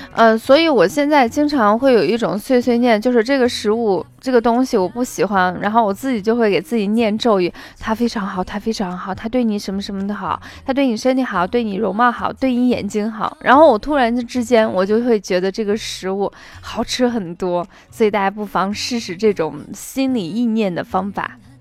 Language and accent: Chinese; Qinghai, China; 我自己小的时候是出生在青海